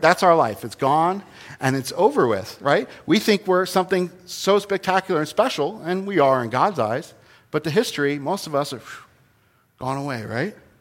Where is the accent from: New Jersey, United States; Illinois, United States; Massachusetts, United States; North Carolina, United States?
New Jersey, United States; I was born in New Jersey, the Garden State, regrettably, but it's not a garden